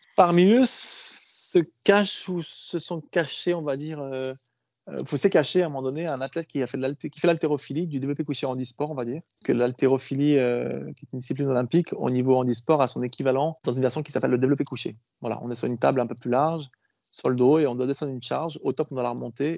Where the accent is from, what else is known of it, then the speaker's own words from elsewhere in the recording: France; chez nous en France